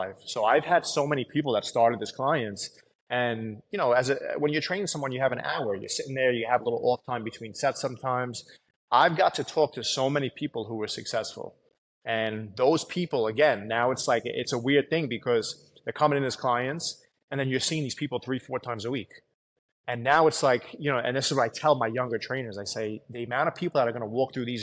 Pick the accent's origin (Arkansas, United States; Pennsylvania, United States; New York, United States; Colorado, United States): New York, United States; New York City; growing up in Staten Island